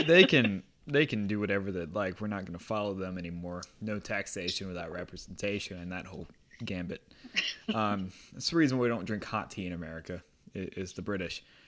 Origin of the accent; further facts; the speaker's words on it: United States; I am an American